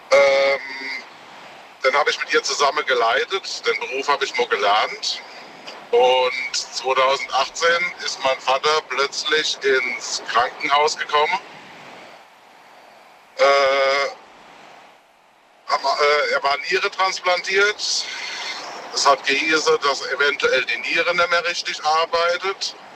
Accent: Worms, Rhineland-Palatinate, Germany; Aus Worms.

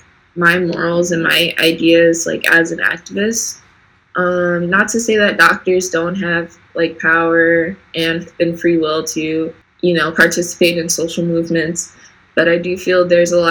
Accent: Milwaukee, Wisconsin, United States; also born or lived in Fayetteville, North Carolina; I was born there, and then we moved to Milwaukee when I was about, I think, 8 or 10 years old

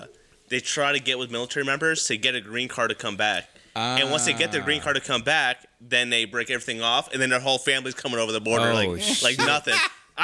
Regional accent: United States; So for us, like, being American, I mean, we live there.

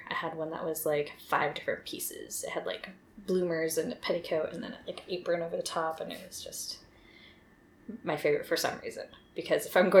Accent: Milpitas, California, United States; also born or lived in Los Gatos; I was born in Los Gatos, California in 1987. I have not spent a lot of time in Los Gatos, though, but, like, that was the closest hospital to where we lived, so.

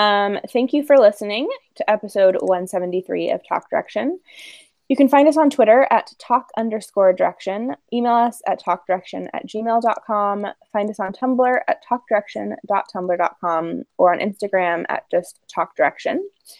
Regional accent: Ireland; I know I'm making fun of that spelling, but I'm Irish, so it's okay.

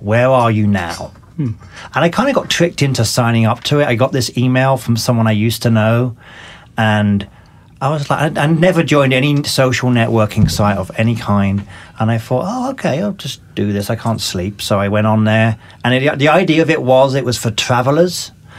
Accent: South East England, United Kingdom; accent: mixture of North and South English; So my accent is a mixture of North and South.

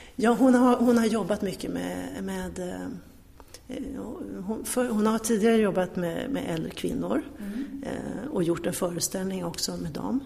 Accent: Örebro, Örebro County, Sweden; moved away as an adult; now in Stockholm, Sweden; Jag är uppvuxen i Örebro

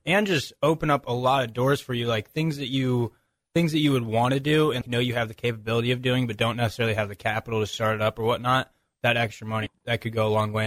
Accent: St. Louis, Missouri, United States; moved away; calling all the way from my hometown, St. Louis, Missouri

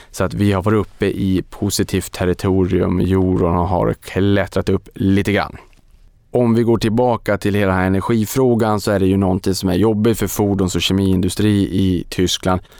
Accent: Boden, Norrbotten County, Sweden; Så väldigt, väldigt spännande och det här har man ju etablerat då i Boden, min hemort, gamla hemort

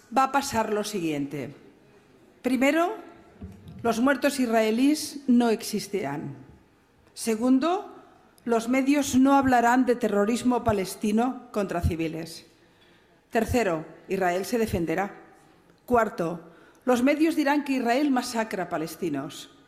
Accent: Barcelona, Catalonia, Spain; yo vengo de Barcelona, mi ciudad

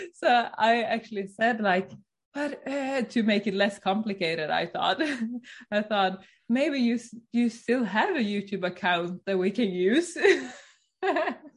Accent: Sweden; now in Norway; I'm from Sweden.

